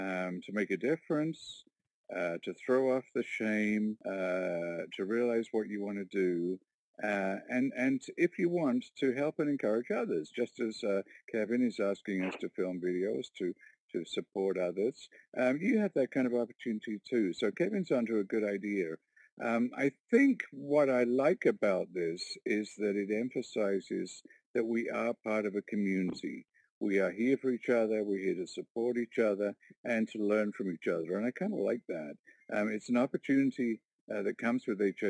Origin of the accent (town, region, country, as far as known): Warkworth, Ontario, Canada